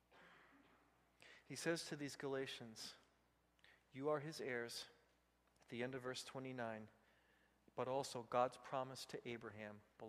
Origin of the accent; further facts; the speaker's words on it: Vigo County, Indiana, United States; When I grew up in Vigo County, the sheriffs were at the Dunkin' Donuts